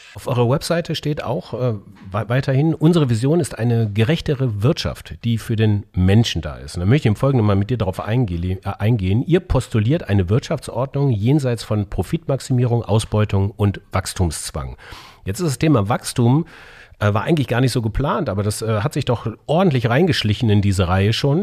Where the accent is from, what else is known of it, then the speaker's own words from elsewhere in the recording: Bavaria, Germany; Ich bin Bayer by Default, in Bayern groß geworden